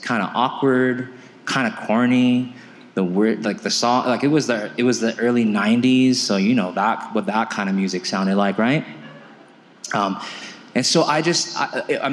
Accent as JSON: {"language": "English", "region": "California", "country": "United States", "tie": "born or raised there", "moved": "yes", "lives_now": "Aurora, United States", "said": "I was born and raised in California."}